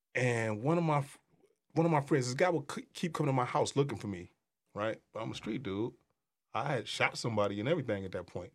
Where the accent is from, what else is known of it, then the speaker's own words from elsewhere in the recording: Detroit, Michigan, United States; I'm from Six Mile